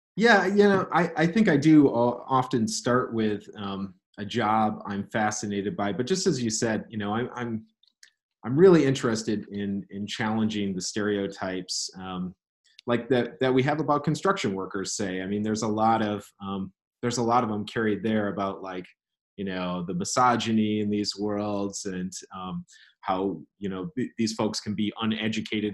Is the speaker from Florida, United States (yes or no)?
no; Elma, Michigan, United States; moved away as an adult; now in South Carolina, United States; my hometown in Elma, Michigan